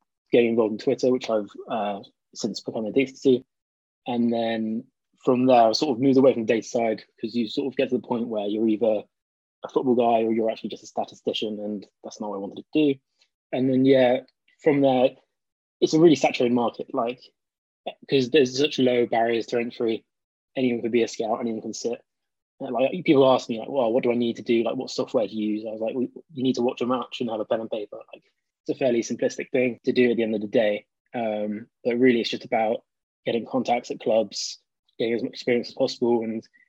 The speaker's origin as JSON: {"language": "English", "town": "Cheltenham", "region": "South West England", "country": "United Kingdom", "tie": "born or raised there", "said": "I'm a Cheltenham Town fan as well. It's my hometown"}